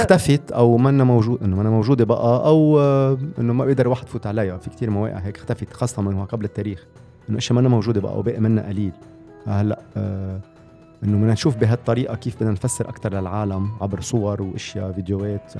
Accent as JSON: {"language": "Arabic", "country": "Lebanon", "said": "عندنا بلبنان"}